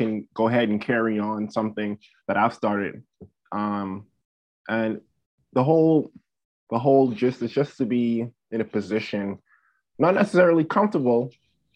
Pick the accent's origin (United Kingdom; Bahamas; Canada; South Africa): Bahamas; now in South Dakota, United States; I grew up in the Bahamas